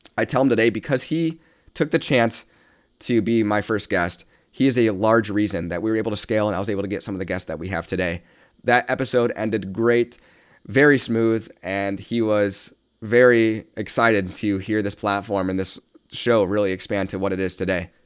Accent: South Bend, Indiana, United States; born and raised in South Bend, Indiana, still reside here currently

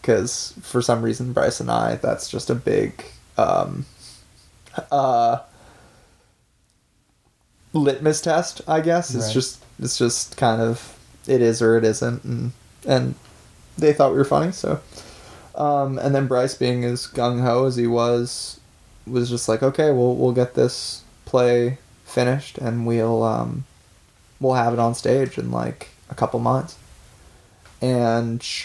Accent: Vancouver, British Columbia, Canada; we're two kids from Vancouver

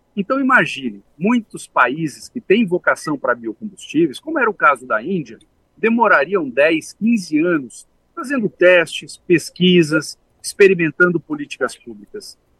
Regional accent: Brazil; nós que somos brasileiros

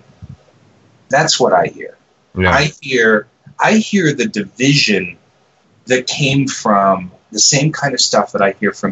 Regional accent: the South, United States; I'm a Southerner. I come from the South.

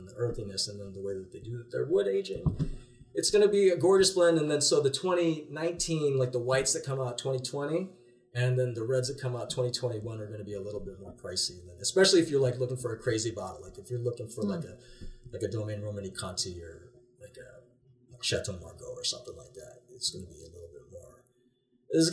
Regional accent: Illinois, United States; I grew up in Illinois

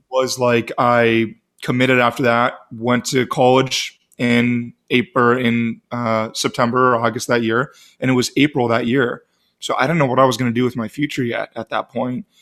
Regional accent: Eden Prairie, Minnesota, United States; moved away as an adult; also born or lived in Grand Forks, North Dakota; now in Phoenix, United States; I'm originally from, uh, Doug's Neck of the Woods of Minneapolis.

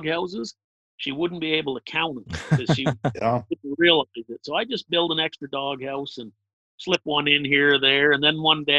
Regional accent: Western Massachusetts, United States; I grew up in Western Massachusetts, right up in the corner near Vermont, New York

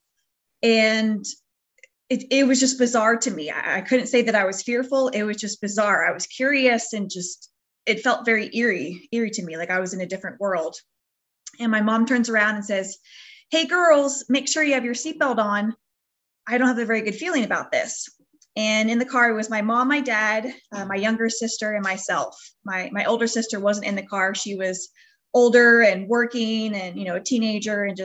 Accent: Northern California, United States; We're from the Northern California area.

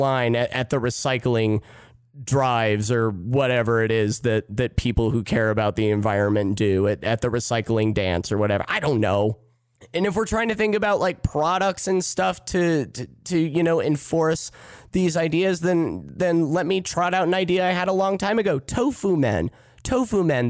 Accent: Midwest, United States; I'm from the Midwest

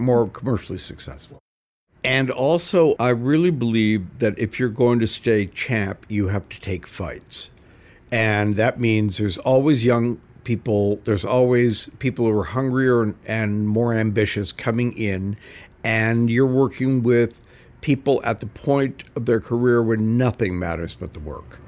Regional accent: Canada; moved away; also born or lived in New York / Los Angeles; growing up in Canada

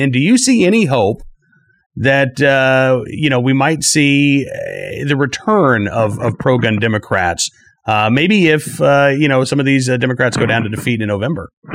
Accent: Virginia, United States; my home state of Virginia

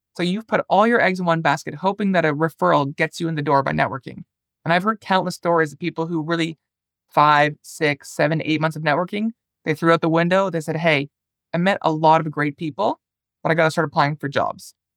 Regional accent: Toronto, Ontario, Canada; also born or lived in northern Finland; now in Finland; I'm originally from Toronto, Canada

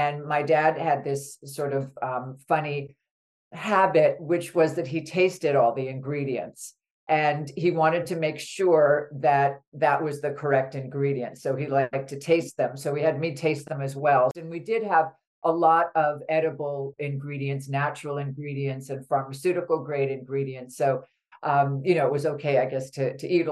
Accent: New York City, New York, United States; when I was young, I grew up in New York City

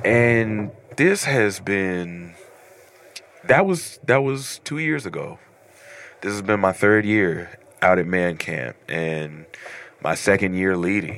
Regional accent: Louisville, Kentucky, United States; I'm from Louisville, Kentucky.

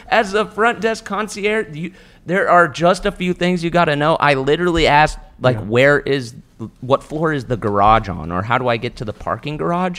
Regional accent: California, United States; as a Californian

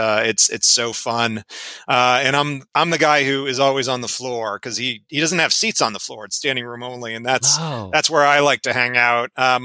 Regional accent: Cherry Hill, New Jersey, United States; But always I tell someone I'm from Philadelphia and they said, oh, Philly, what part? And I have to say, well, Southern New Jersey.

